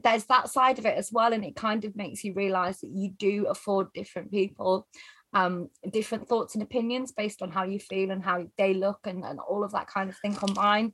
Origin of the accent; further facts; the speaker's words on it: the north of England, United Kingdom; we grew up in Northern England and it's industrial